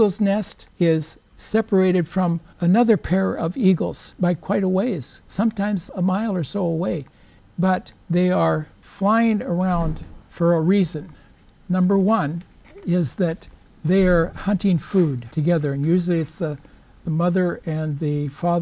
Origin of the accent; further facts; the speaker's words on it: the Northwest, Pacific Northwest, United States; I'm from the Northwest